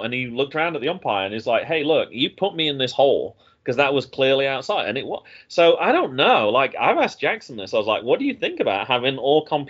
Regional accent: United Kingdom; moved away; also born or lived in North Carolina; as a Brit

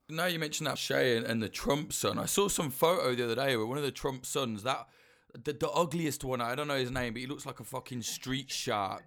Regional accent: United Kingdom; I'm a Brit

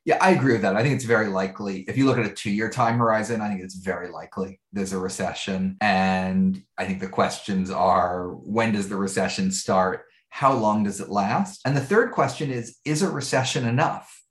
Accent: New York City, New York, United States; I grew up in Greenwich Village in New York City

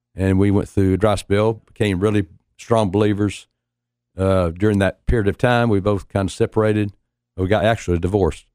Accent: Knoxville, Tennessee, United States; we've been, uh, born and raised in Knoxville

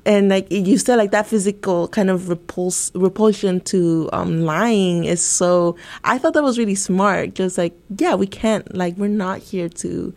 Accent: Santa Ana, California, United States; I'm originally from Santa Ana, California. Um, uh, growing up in a very uh, Latinx neighborhood

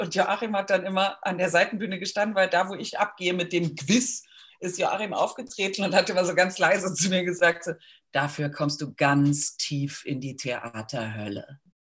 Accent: Cologne, North Rhine-Westphalia, Germany; accent: Kölsch; moved away as an adult; now in Vienna, Austria; als äh, Kölner wird man ja zu sehr starkem Lokalpatriotismus erzogen

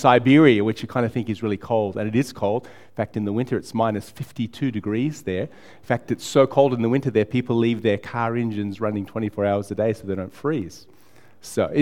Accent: United States; moved away as an adult; also born or lived in Blackburn South, Victoria, Australia; now in Melbourne, Australia; I moved to America when I was 9. I spent 10 years there with my family

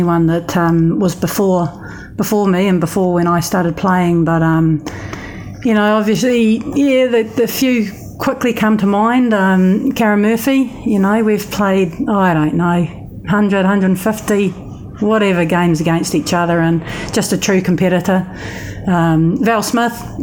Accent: New Zealand; Being a Kiwi

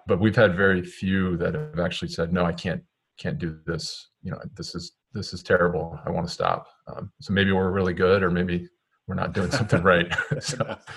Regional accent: Maryland, United States; moved away as an adult; now in Connecticut, United States; I'm originally from Maryland, so um, that's where I grew up.

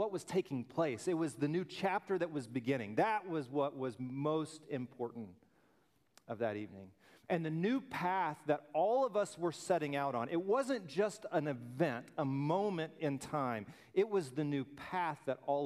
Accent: Birmingham, Alabama, United States; I grew up in Birmingham, Alabama

